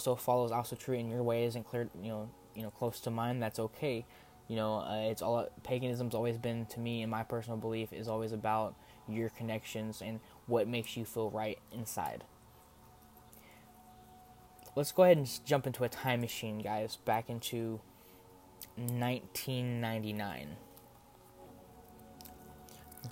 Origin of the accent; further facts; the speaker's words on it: Texas, United States; Coming from a small town in Texas